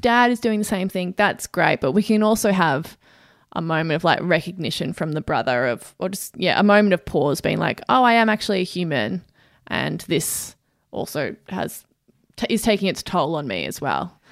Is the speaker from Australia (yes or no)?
yes; Australia; as an Australian